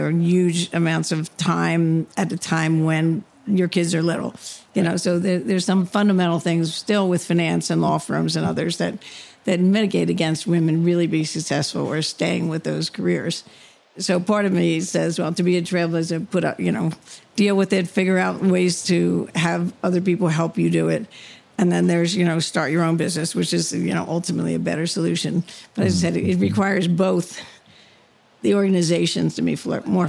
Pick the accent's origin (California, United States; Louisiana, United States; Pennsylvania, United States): Pennsylvania, United States; outside Philadelphia; I grew up outside Philadelphia in a big Irish Catholic family